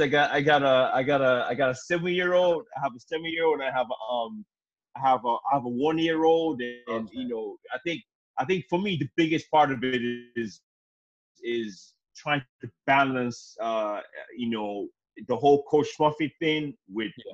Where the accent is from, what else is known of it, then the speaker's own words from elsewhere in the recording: Nigeria; I'm African. I'm from Nigeria